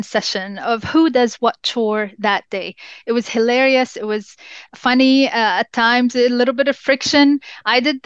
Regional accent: Jordan; first language English; As I grew up in Jordan

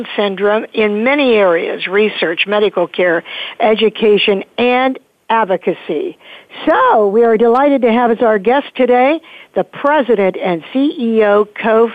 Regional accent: Pittsburgh, Pennsylvania, United States; right here from my hometown of Pittsburgh, Pennsylvania

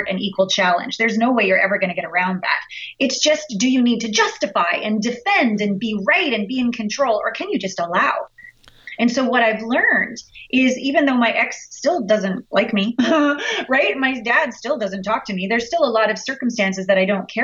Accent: Canada; we're all Canadian here

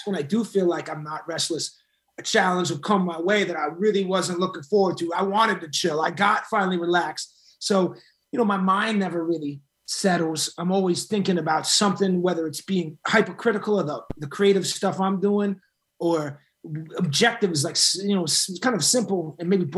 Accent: Boston, Massachusetts, United States; I grew up in Boston and Massachusetts in general

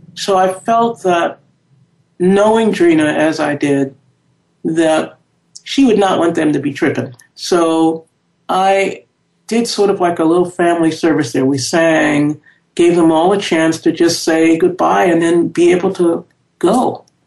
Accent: New York City, New York, United States; born or raised there

